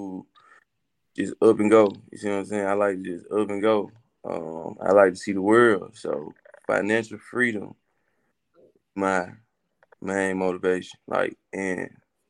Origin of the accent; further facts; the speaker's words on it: Coldwater, Mississippi, United States; growing up in Coldwater, I'm gonna tell you, growing up in Coldwater, you gotta have thick skin